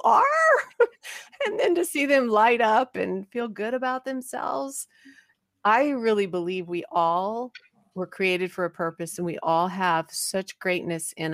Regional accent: Christiansburg, Virginia, United States; from Christiansburg, Virginia

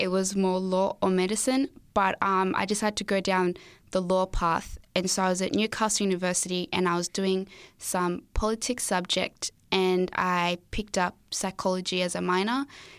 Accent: Zimbabwe; born there; So, as I said, I was born in Zimbabwe and I'm an only child.

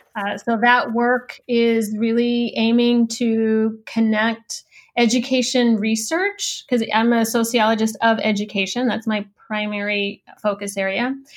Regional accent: Laredo, Texas, United States; moved away as an adult; also born or lived in California; I grew up in Laredo, Texas, uh, which is on the U.S. Mexican border. My family is from Mexico, um, but I was born and raised uh, on the border

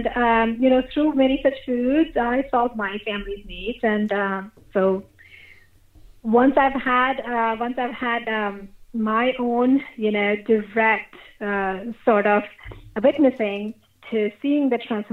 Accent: India; moved away; I grew up in India

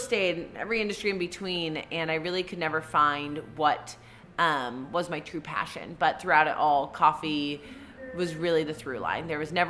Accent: Seattle, Washington, United States; I grew up in Capitol Hill

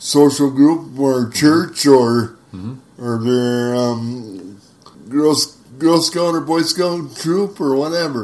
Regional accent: Jamestown, North Dakota, United States; also born or lived in Grafton, North Dakota; right here in Jamestown. Matter of fact, I moved from Grafton, North Dakota, to Jamestown just to go to school

